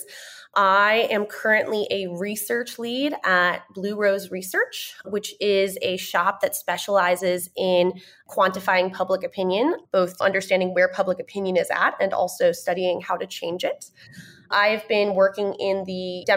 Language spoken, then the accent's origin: English; Sussex County, Northwest New Jersey, United States; moved away as an adult; now in Washington, D.C., United States; I grew up in Northwest New Jersey.